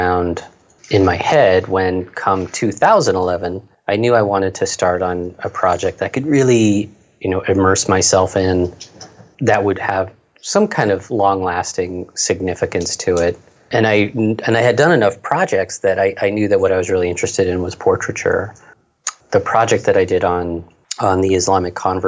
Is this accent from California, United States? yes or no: yes; near Oakland, California, United States; So I grew up near Oakland, actually